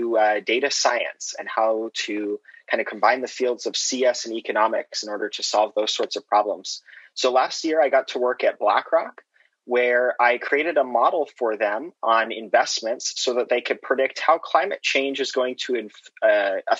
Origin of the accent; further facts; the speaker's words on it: Boise, Idaho, United States; moved away as an adult; now in Boston, United States; I was born in Boise, Idaho, and I'm currently going to school in Boston, Massachusetts at MIT.